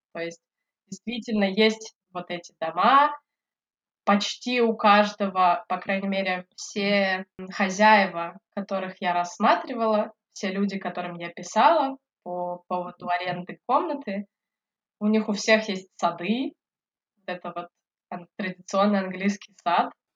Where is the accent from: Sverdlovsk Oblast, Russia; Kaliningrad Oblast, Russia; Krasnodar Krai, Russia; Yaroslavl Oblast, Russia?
Sverdlovsk Oblast, Russia; Yekaterinburg; moved away as an adult; also born or lived in Votkinsk, Udmurtia / Tomsk; now in London, United Kingdom; Я родилась в Удмуртии, в городе Воткинск. Это родина Петра Ильича Чайковского. На самом деле, наверное, я могу сказать, что я Екатеринбурженка или Свердловчанка. Всю свою жизнь я прожила в Екатеринбурге, я там училась, закончила школу